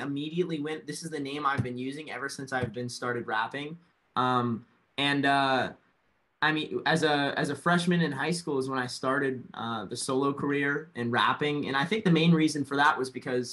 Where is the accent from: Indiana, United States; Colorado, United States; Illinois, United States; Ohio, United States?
Colorado, United States; Fort Collins; moved away as an adult; now in Miami, United States; my hometown. I love Fort Collins